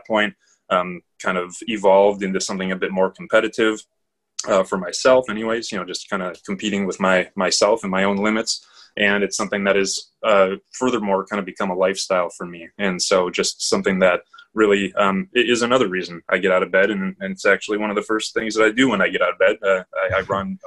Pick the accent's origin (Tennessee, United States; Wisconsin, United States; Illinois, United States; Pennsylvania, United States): Wisconsin, United States; I'm born and raised in Wisconsin, so we're Midwestern people.